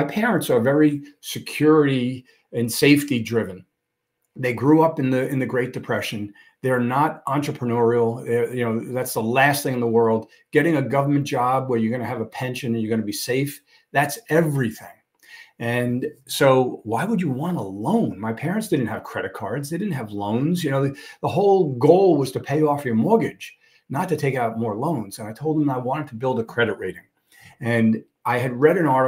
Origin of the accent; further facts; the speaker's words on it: New York City, New York, United States; now in Suffolk County, United States; I grew up in a part of Brooklyn over by Coney Island